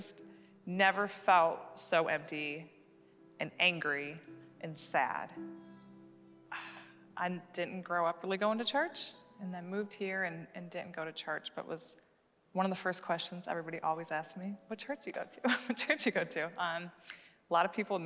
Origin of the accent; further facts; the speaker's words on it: Michigan, United States; moved away as an adult; now in Knoxville, United States; I'm from Michigan